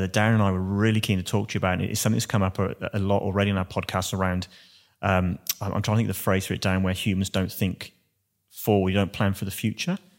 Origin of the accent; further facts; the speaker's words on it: Wales, United Kingdom; now in Australia; being a Welshman